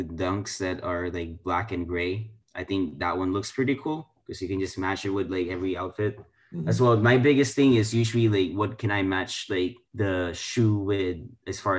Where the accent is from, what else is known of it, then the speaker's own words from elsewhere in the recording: Philippines; now in United States; I grew up in the Philippines, this is my background